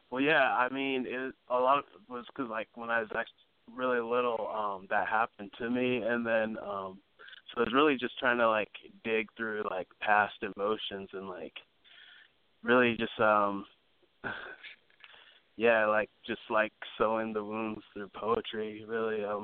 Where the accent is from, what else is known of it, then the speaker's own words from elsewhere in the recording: Los Angeles, California, United States; also born or lived in Santa Barbara / Sacramento; I was born in uh, Santa Barbara, California, and then I moved around a lot when I was little. I lived in Sacramento a little bit and Los Angeles for most of it, um, and a little bit here and there on the East Coast.